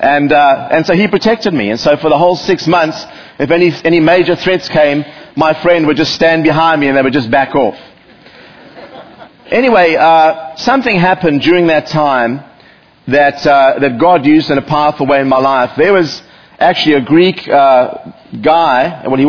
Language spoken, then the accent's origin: English; South Africa; moved away as an adult; now in United States; growing up in South Africa